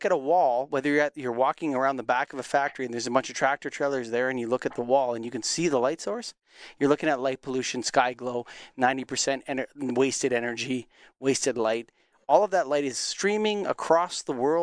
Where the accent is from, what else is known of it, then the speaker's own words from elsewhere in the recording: Canada; as a Canadian that grew up in going to the wilderness all the time